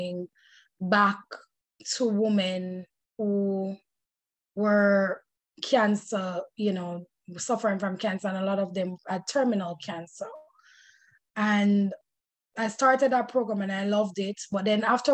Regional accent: Jamaica; now in United States; as a Jamaican American

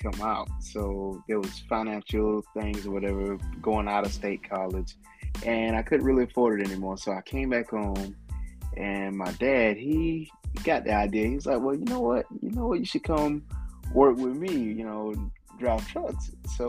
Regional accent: Blackville, South Carolina, United States; born and raised in Blackville, South Carolina. Also graduated from Blackville Hilton High School

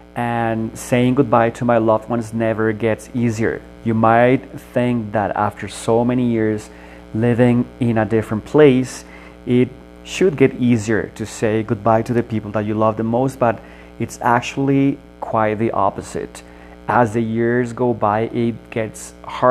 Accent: Colombia; moved away as an adult; now in Toronto, Canada; I was born and raised in Colombia, and I decided to move to Canada in the year 2006, 14 years ago

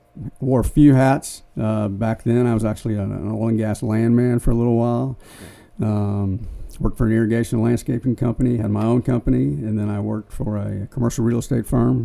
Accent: Austin, Texas, United States; also born or lived in Colorado; grew up in Austin, went to Austin High.

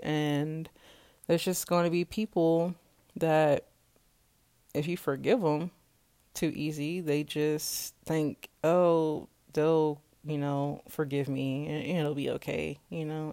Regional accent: Kansas, United States; I am from Kansas and I am twenty-four years old

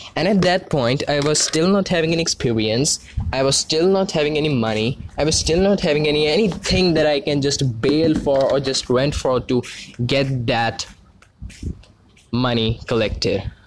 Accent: India; I'm actually from India

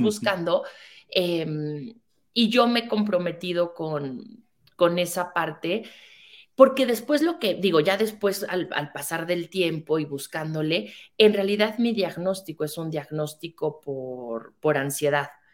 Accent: Mexico; soy una mujer mexicana

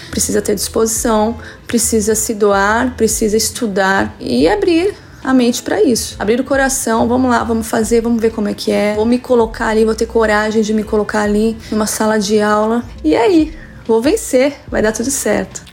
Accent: Santo André, São Paulo, Brazil; now in São Paulo coast, Brazil; sou de Santo André, mas moro no litoral de São Paulo já há algum tempo

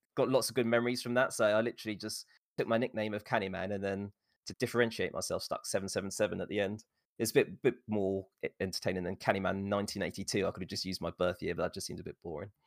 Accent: England, United Kingdom; born and raised in England

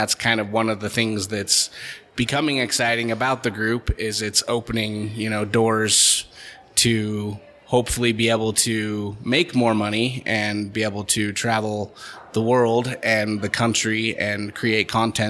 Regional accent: Holladay, Utah, United States; also born or lived in Sandy, Utah; Grew up in Holiday, Utah.

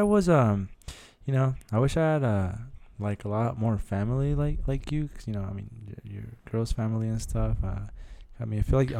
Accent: Los Mochis, Sinaloa, Mexico; I wasn't born, no, but I'm raised there, bro.

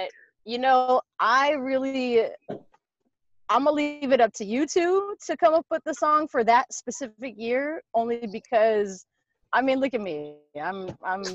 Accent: San Diego, California, United States; now in Oakland, United States; I'm from San Diego, but I live in Oakland.

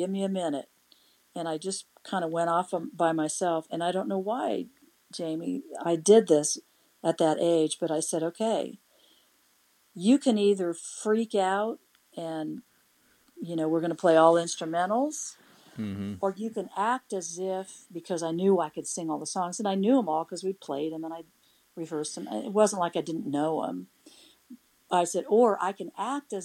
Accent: Emporia, Kansas, United States; also born or lived in Topeka, Kansas / Lawrence, Kansas; from Topeka to Emporia, Kansas, and that's where I spent my growing up years until I moved to Lawrence

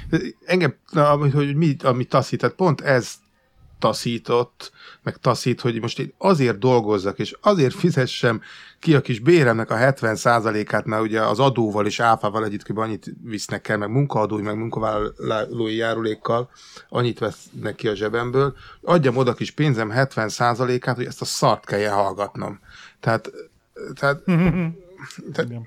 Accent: Hungary; moved away as an adult; now in England, United Kingdom; én egy emigráns magyar vagyok

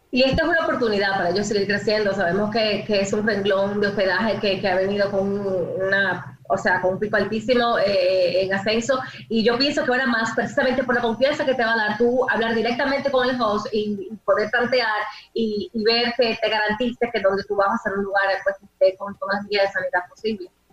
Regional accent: Dominican Republic; nosotros como dominicanos

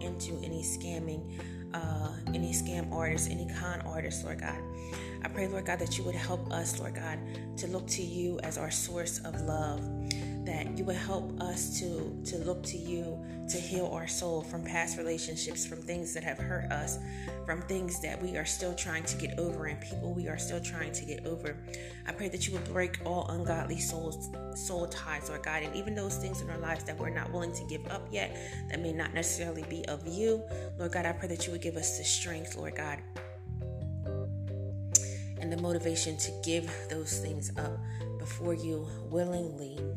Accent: United States; we are Americans

